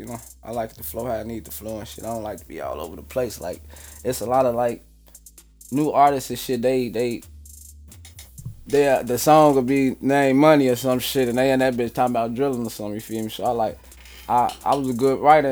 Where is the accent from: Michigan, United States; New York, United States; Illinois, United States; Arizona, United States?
Illinois, United States; Chicago; also born or lived in South Side, Chicago; I'm from North Avenue and Lawler, but I stay south. I been staying south for a minute now, shit, since we moved out from west, from off Lawler